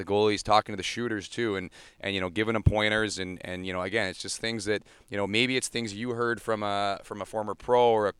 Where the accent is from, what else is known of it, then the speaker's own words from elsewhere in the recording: Langley, British Columbia, Canada; also born or lived in Sunshine Coast, British Columbia; now in Ontario, Canada; We moved from the Sunshine Coast, my family, when I was I guess about 8 or 9 years old. We moved to Langley, BC